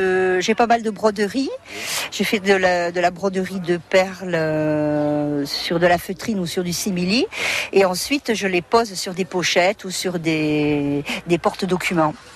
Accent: Artiguelouve, Nouvelle-Aquitaine, France; je suis d'Artiguelouve.

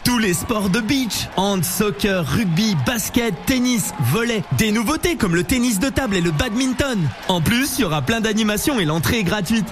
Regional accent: Berry, Centre-Val de Loire, France; chez nous dans le Berry

